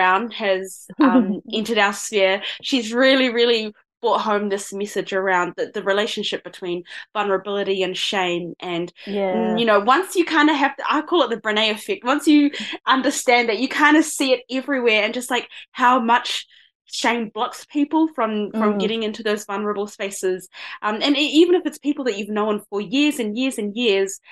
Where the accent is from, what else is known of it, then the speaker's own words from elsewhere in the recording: New Zealand; accent: Kiwi; my voice and my accent, because I do sound pretty Kiwi